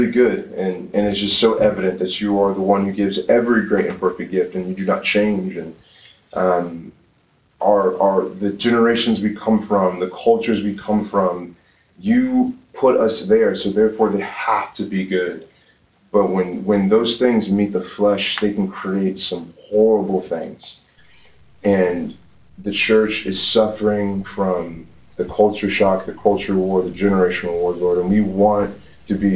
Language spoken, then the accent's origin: English; Atlanta, Georgia, United States; born and raised in Atlanta, Georgia